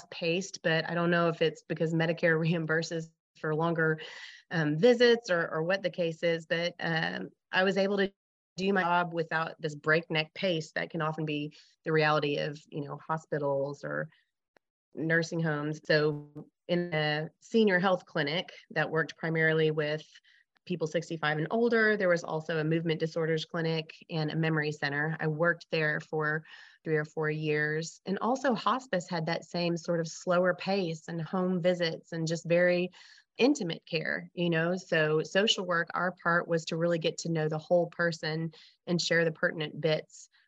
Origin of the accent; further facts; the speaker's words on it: Arkansas, United States; also born or lived in Lansing, Michigan / New Mexico; I was born in Lansing, Michigan, but my parents scooped me down to Arkansas very quickly as my mom took a position at the University of Arkansas